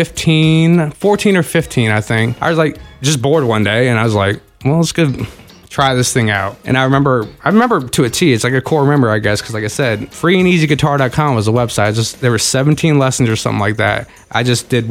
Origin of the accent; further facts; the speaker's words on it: Front Royal, Virginia, United States; also born or lived in Manassas, Virginia; now in Woodstock, United States; Moved there when I was 5 to Front Royal, and that's where I grew up